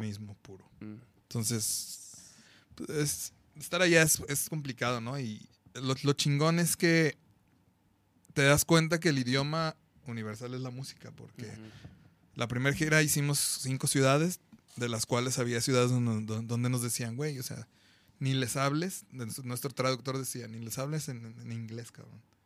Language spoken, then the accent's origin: Spanish; Guadalajara, Jalisco, Mexico; Somos más chingón de Guadalajara, Jalisco, México, la tierra del mariachi.